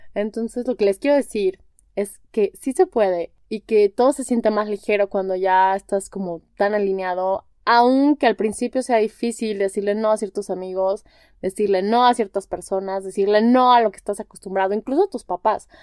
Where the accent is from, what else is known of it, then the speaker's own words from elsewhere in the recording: Guadalajara, Jalisco, Mexico; moved away as an adult; also born or lived in Spain; now in Mexico City, Mexico; tengo 31 años, soy de Guadalajara, tengo un año y medio viviendo en Ciudad de México